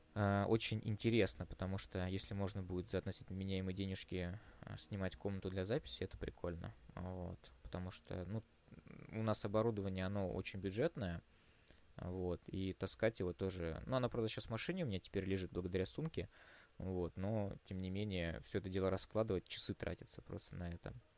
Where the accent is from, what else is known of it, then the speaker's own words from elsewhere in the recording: Moscow, Russia; мы из Москвы